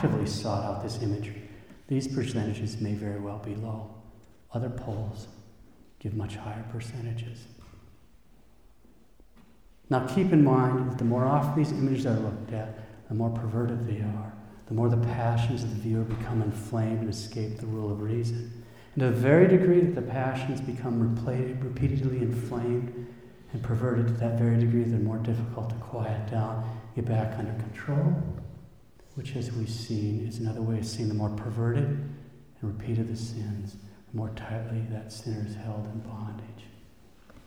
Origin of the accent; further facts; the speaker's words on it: United States; we as an American people